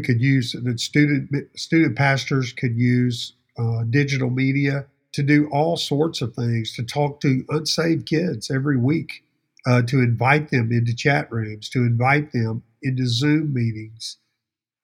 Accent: Baton Rouge, Louisiana, United States; I'm a Baton Rouge boy. I'm from South Louisiana.

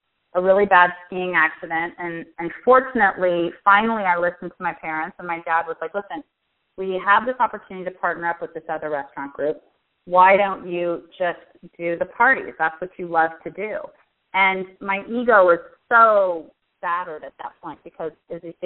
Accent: Pasadena, California, United States; also born or lived in Washington, D.C.; I am from Pasadena in California, and I've lived here my whole life except when I went away to school

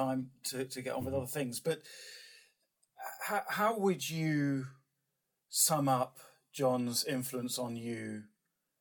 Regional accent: United Kingdom; as a Brit

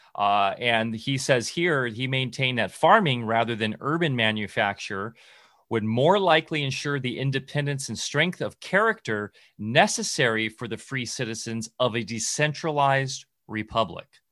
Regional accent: Southern California, United States; when I was a kid growing up in SoCal

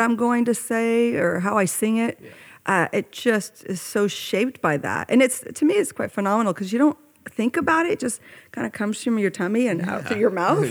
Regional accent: Oakland, California, United States; I grew up in Oakland, California

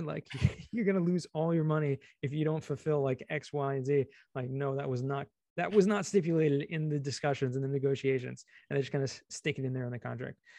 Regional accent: Los Angeles, California, United States; also born or lived in San Diego / Israel; I grew up in California, Southern California, actually, you're in, in L

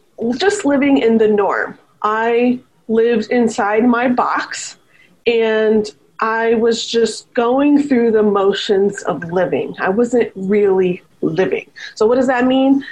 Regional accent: Chicago, Illinois, United States; moved away as an adult; also born or lived in Virginia Beach, Virginia; now in Las Vegas, United States; we moved back to the Midwest where my family's from in Northern Illinois, Chicago area

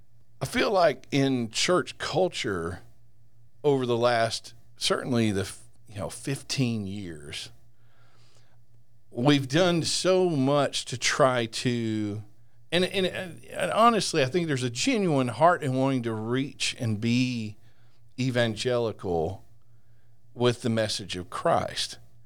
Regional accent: Texas, United States; Hey, I'm from Texas, and I was a Razorback fan all my life.

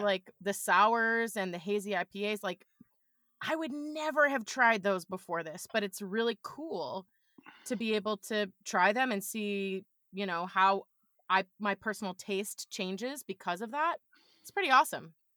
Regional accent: New York, United States; also born or lived in Buffalo; I'm a New Yorker

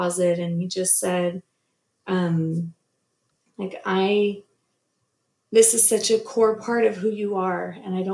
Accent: Southern California, United States; moved away as an adult; also born or lived in Utah, United States; now in North Texas, United States; I grew up in Southern California

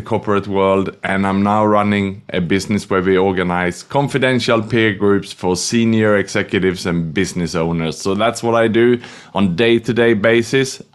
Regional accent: Sweden; also born or lived in Australia / Vietnam / Thailand / Indonesia; now in Singapore; I was born in Sweden, studied and educated in Australia

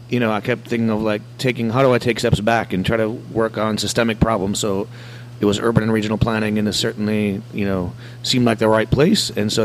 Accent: Wisconsin, United States; moved away as an adult; also born or lived in Jamaica; now in New Orleans, United States; I grew up in Wisconsin

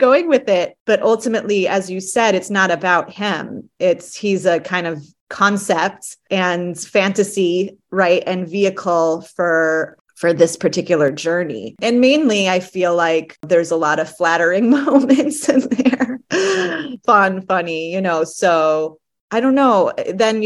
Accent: Chicago, Illinois, United States; also born or lived in Los Angeles; now in New York, United States; I'm from Chicago, but New York does feel like home to me

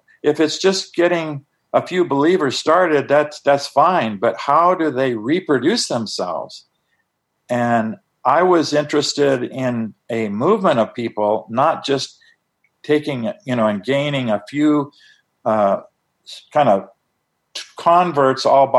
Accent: Tucson, Arizona, United States; he was living right there in my hometown of Tucson, Arizona.

